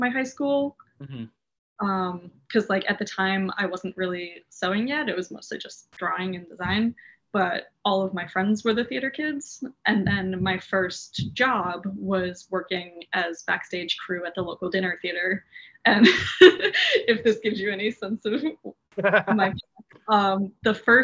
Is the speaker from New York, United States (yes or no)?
yes; Yonkers, New York, United States; also born or lived in Ardsley, New York; until I was 11 or 12, I grew up in Yonkers, which is right above the Bronx